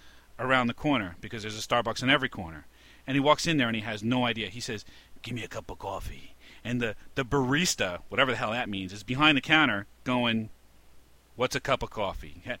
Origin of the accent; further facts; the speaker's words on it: New York, United States; Growing up in New York